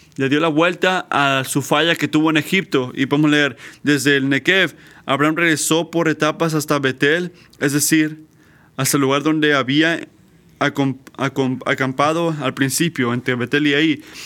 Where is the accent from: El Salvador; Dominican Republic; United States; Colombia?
United States; nuestra falla como americanas, americanos